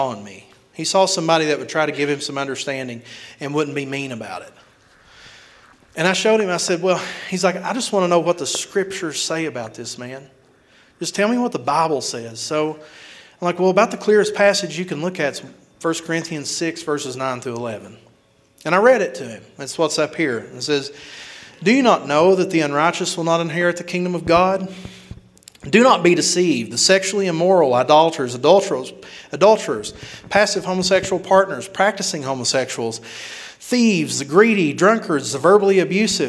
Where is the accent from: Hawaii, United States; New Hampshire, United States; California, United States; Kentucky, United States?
Kentucky, United States; moved away as an adult; now in Houston, United States; I live in a very small village of a hometown back in Kentucky before I moved to Houston, Texas